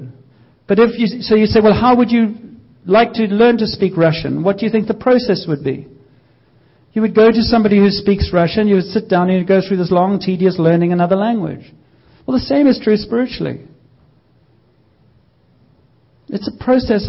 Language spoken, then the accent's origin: English; South Africa; moved away as an adult; I grew up in South Africa